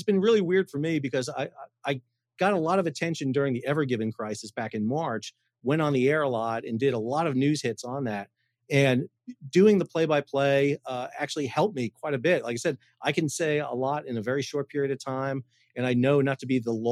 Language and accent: English; New York, United States; now in North Carolina, United States; I'm from New York originally.